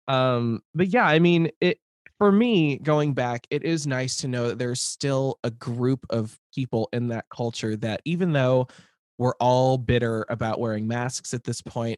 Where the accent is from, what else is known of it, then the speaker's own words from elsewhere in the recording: Lincoln, Nebraska, United States; moved away; growing up in Lincoln